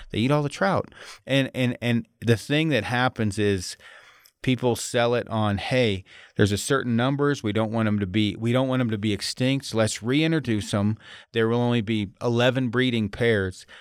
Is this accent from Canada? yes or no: no; United States; I'm American